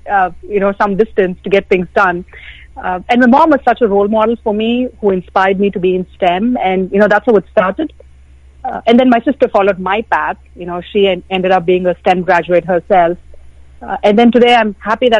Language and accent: English; India; growing up in India